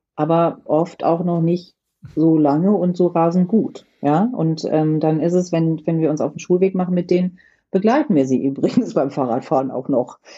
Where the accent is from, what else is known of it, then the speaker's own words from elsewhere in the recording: rural Lower Saxony, Germany; ich bin auf dem Land in Niedersachsen groß geworden